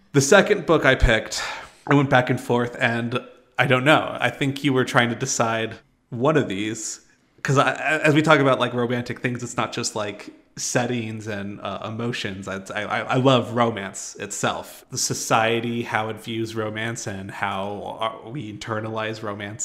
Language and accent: English; Albuquerque, New Mexico, United States; I was born and raised in Albuquerque